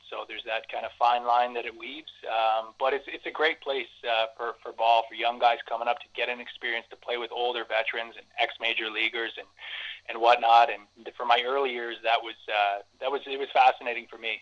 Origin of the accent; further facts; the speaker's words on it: Cambridge, Ontario, Canada; I was I grew up and played in Cambridge.